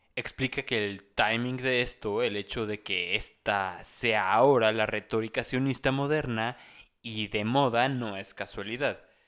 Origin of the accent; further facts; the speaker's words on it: Mexico; lo que los mexicanos conocemos